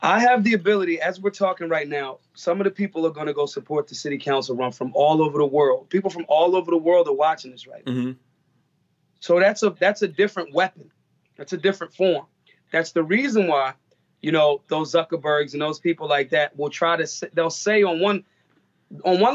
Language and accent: English; Philadelphia, Pennsylvania, United States; I'm from Philly